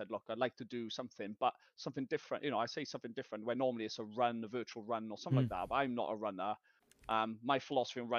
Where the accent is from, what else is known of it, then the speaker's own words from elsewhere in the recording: South Wales, United Kingdom; I'm from Wales, South Wales.